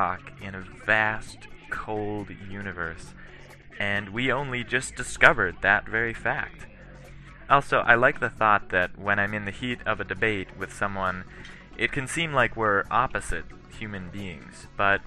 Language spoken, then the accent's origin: English; Cambridge, Minnesota, United States; I grew up in Cambridge, Minnesota, a town of 5,000 people